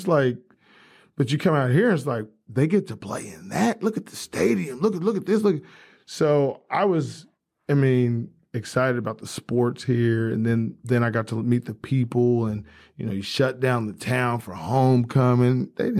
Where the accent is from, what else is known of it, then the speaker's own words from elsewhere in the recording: California, United States; now in Guthrie, United States; I grew up in California.